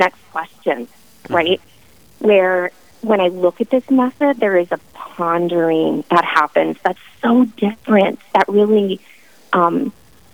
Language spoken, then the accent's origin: English; Bismarck, North Dakota, United States; I was raised in Bismarck